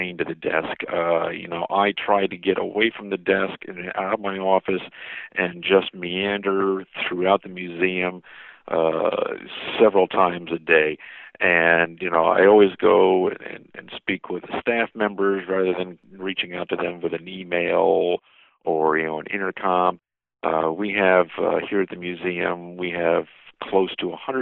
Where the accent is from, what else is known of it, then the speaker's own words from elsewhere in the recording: Lake George, New York, United States; growing up in the Adirondacks in New York, in Lake George